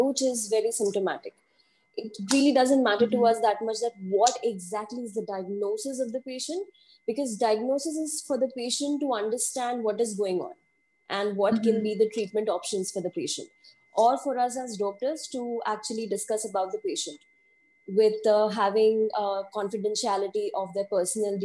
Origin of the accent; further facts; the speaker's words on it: India; I am from India